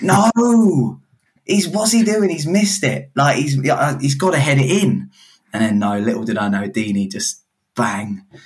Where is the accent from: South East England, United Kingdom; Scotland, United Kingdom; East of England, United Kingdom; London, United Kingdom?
East of England, United Kingdom; Hemel Hempstead; I'm from Hemel Hempstead